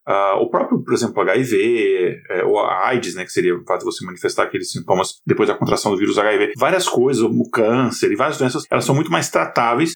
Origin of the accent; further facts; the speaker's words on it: Brazil; now in United States; mas no Brasil especificamente, que eu me lembro, né, que onde eu cresci